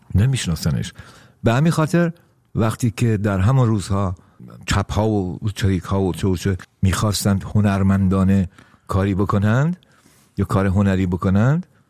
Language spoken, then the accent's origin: Persian; Iran; moved away; ناراحت نیستم که چرا در ایران به دنیا آمدم